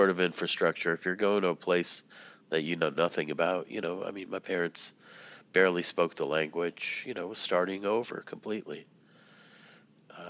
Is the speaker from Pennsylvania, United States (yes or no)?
no; Brookline, Massachusetts, United States; when I was a child, I grew up in Brookline, which is very affluent